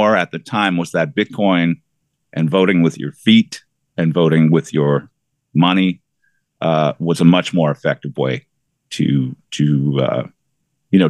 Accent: near Stratford, southwestern Ontario, Canada; between my hometown and Lake Huron, the beach, Stratford was kind of a halfway point

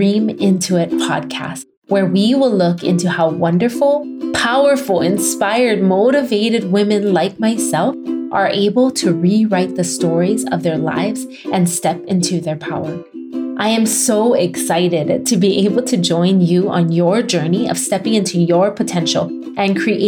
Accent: Kailua-Kona, Hawaii, United States; coming to you from my hometown, Kailua Kona, Hawaii.

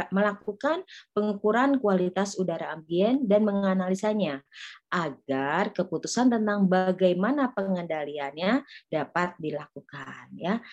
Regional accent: Bogor, West Java, Indonesia; Ya luar biasa kita sebagai warga Bogor harus bangga ya

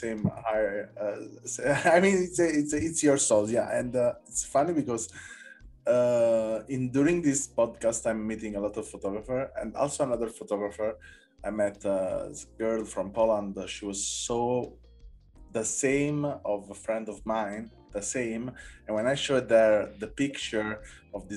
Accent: Naples, Campania, Italy; I come from Naples

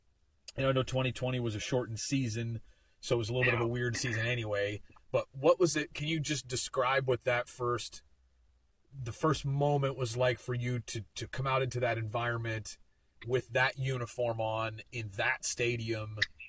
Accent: Pittsburgh, Pennsylvania, United States; growing up around Pittsburgh.

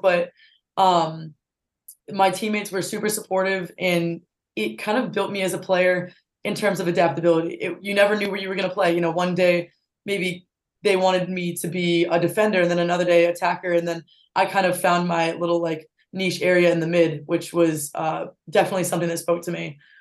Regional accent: North Attleborough, Massachusetts, United States; it's my hometown, so back in North Attleboro.

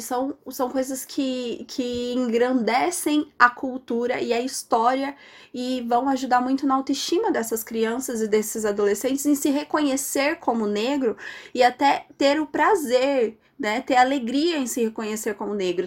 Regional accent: Santo Antônio da Platina, Paraná, Brazil; sou daqui de Santo Antônio

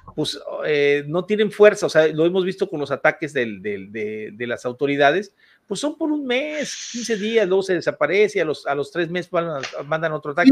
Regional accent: Ciudad Valles, San Luis Potosí, Mexico; moved away; also born or lived in Mexico City; salí de la Ciudad de México y me vine a mi tierra natal, que de aquí, yo de aquí soy

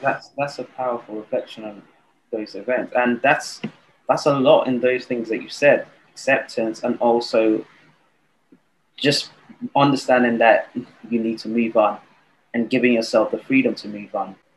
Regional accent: Nigeria; I was born and raised in Nigeria.

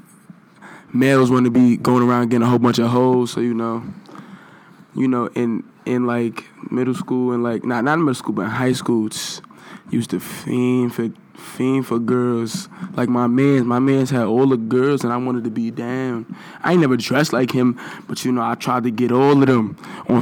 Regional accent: New York City, New York, United States; I'm from the Bronx

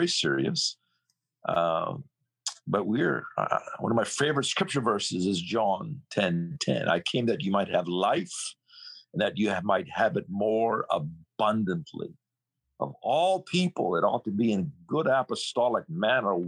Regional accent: British Columbia, Canada; also born or lived in Hong Kong / Germany; now in United States; I am a Canadian. Okay. And born in British Columbia, west coast of Canada

